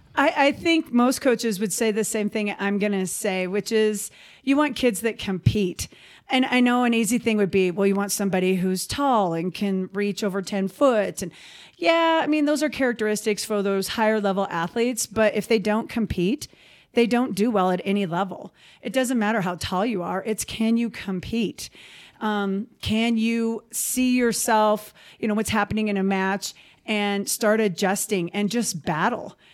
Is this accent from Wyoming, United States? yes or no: yes; Basin, Wyoming, United States; also born or lived in Billings, Montana; I actually grew up in Wyoming. I grew up in Basin